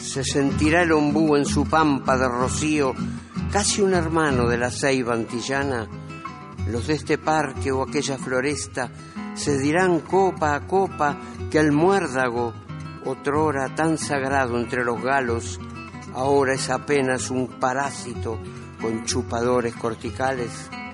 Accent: Montevideo, Uruguay; also born or lived in Paso de los Toros / Tacuarembó; yo nací en Paso de los Toros, pero a los dos años mi padre se fue para Tacuarembó y a los cuatro años vinimos a Montevideo

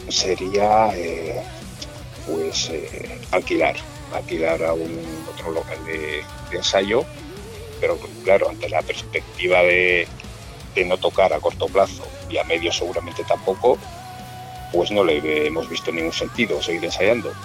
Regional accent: Mungia, Basque Country, Spain; somos todos del mismo pueblo somos los cuatro de Monguía

